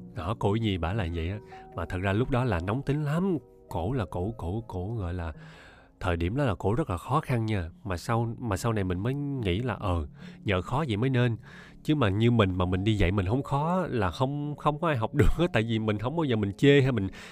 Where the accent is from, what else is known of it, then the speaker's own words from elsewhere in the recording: Ho Chi Minh City, Vietnam; accent: standard Saigon; hộ khẩu của mình là ở Sài Gòn mà mình sinh ra ở đây luôn ba mẹ mình cũng sinh ra ở đây luôn thì chắc chắn là giọng mình phải chuẩn Sài Gòn rồi